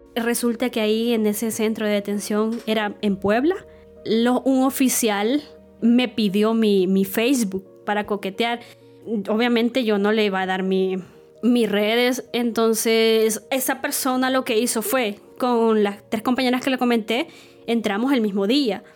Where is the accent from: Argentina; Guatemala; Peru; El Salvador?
El Salvador; Estanzuelas, Usulután; now in San Salvador, El Salvador; Cuando tenía 5 años, eh, mi mamá decidió irse a vivir con, con, sus papás. Ellos viven en el departamento de Usulután, específicamente en el municipio de, de Sanzuelas